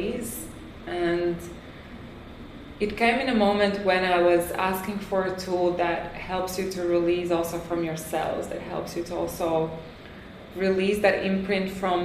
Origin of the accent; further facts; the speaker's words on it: France; moved away as an adult; also born or lived in Latvia; now in Tulum, Mexico; I was born in Latvia. I grew up in France.